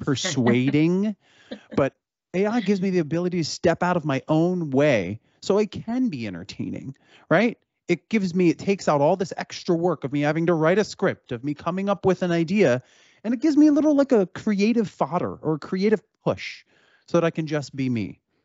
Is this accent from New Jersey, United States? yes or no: yes; Cherry Hill, New Jersey, United States; I'm from Cherry Hill, New Jersey